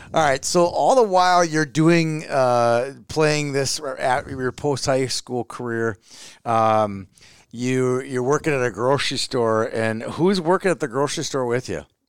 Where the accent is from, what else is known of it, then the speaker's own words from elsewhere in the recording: Minneapolis, Minnesota, United States; I grew up in Minneapolis